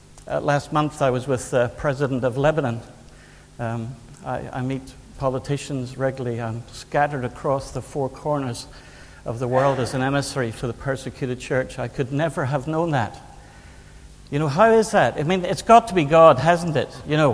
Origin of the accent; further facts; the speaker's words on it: Northern Ireland, United Kingdom; Yes, I'm from Northern Ireland. I'm married to a Scot. We have an English son and an Irish dog